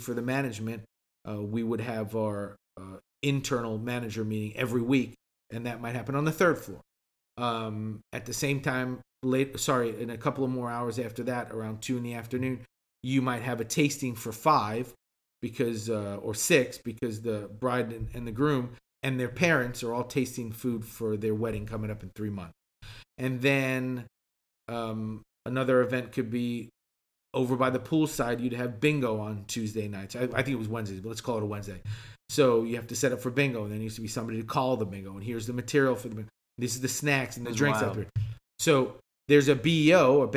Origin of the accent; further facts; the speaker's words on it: Chile; moved away; I'm from Chile